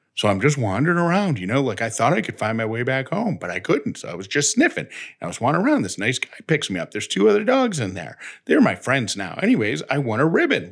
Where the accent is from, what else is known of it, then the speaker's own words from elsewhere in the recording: Syracuse, New York, United States; accent: Syracuse; my Syracuse accent, which I don't think I have